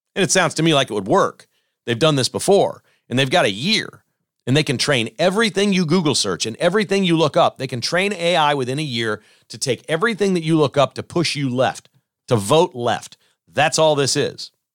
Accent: United States; also born or lived in Kansas; I'm a terrible American

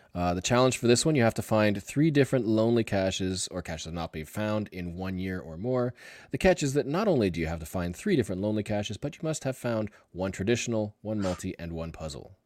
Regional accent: Canada; I'm Canadian.

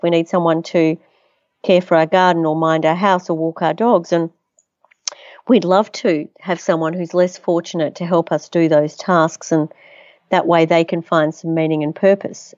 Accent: Melbourne, Victoria, Australia; also born or lived in Netherlands / United States; I was born in Holland, actually, came to Australia when I was one, to, uh, so my, my parents are Holocaust survivors, um, My grandmother invented the very first foldable umbrella. My grandfather was an acclaimed sculptor, and his work resides in the great galleries around the world. I was educated in Melbourne

